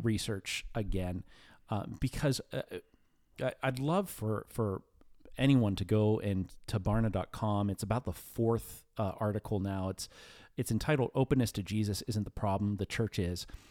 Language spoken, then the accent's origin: English; New Castle, Pennsylvania, United States; I grew up in Newcastle, P